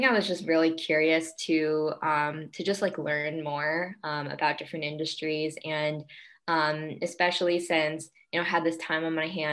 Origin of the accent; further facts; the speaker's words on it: New York, United States; I'm originally from New York and have been here my whole life